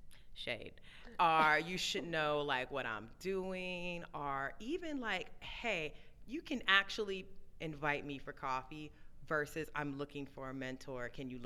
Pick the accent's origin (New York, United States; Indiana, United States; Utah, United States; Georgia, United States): New York, United States; Brooklyn; I'm from Brooklyn, y'all from Harlem